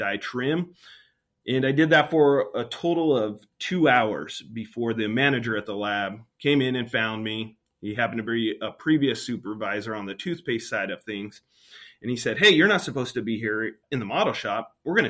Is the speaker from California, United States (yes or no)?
yes; Santa Maria, California, United States; I was born and raised in Santa Maria, California